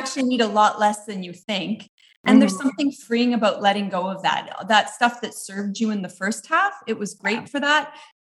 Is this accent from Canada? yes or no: yes; Canada; moved away as an adult